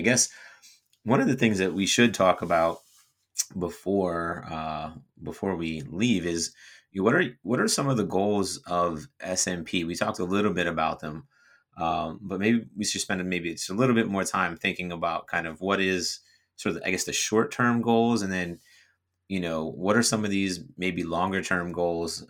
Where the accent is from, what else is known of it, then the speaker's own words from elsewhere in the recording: New Jersey, United States; moved away as an adult; also born or lived in Florida; I was from New Jersey